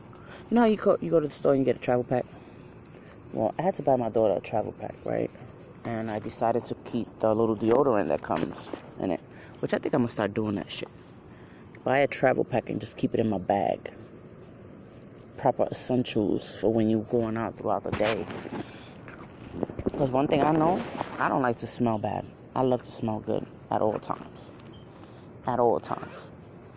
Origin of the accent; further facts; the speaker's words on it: New York, United States; now in Connecticut, United States; I'm from New York